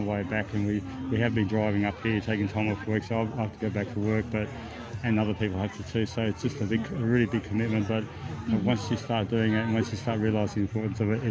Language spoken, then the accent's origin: English; Coffs Harbour, New South Wales, Australia; we're from Coffs Harbour